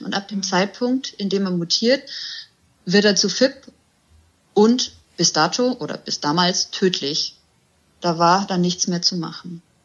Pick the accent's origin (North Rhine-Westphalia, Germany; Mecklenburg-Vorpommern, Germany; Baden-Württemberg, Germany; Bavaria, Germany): Bavaria, Germany; near Augsburg; ich komme aus der Nähe von Augsburg